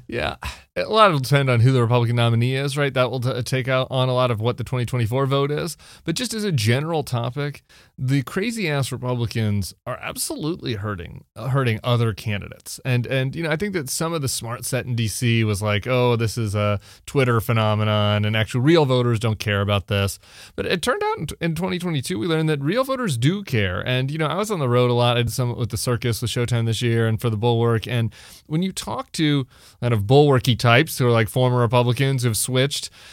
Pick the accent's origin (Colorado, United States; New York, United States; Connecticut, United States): Colorado, United States; I'm from Colorado.